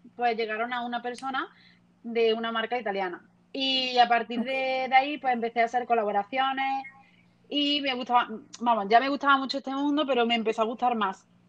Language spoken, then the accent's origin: Spanish; Lucena, Andalusia, Spain; born or raised there